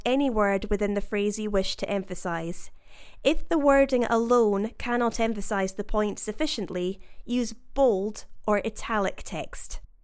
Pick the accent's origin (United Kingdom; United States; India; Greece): United Kingdom; accent: British English; As a British English speaker